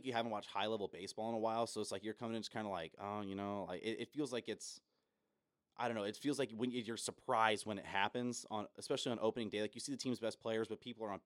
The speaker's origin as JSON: {"language": "English", "country": "United States", "said": "as an American"}